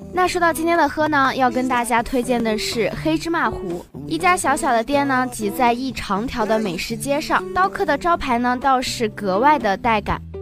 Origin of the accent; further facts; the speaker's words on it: Xinjiang, China; 我们新疆人